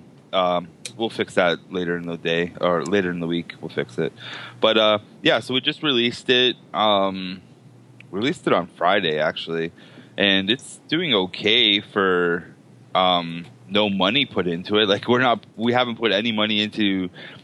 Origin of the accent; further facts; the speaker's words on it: Hamilton, Ontario, Canada; I'm Hamiltonian